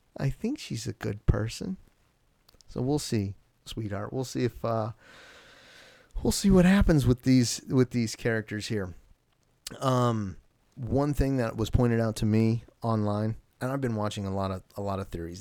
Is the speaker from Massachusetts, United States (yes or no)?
no; Alaska, United States; I'm from Alaska